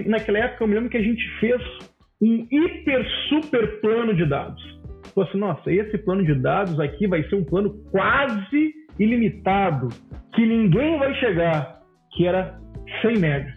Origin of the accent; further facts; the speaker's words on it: Porto Alegre, Rio Grande do Sul, Brazil; eu sou de Porto Alegre, lá na CRT que é a Companhia Rio Grandense de Telecomunicações